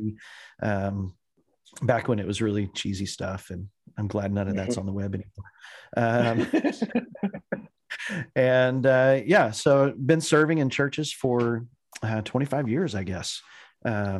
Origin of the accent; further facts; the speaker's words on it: Clovis, New Mexico, United States; moved away as an adult; also born or lived in Texas / Colorado; now in Indiana, United States; I was born in the Southwest in Clovis, New Mexico, out on the Eastern Plains, which if you're looking at a map is actually only like 9 miles away from the Texas border. And so we grew up pretty close to the West Texas Panhandle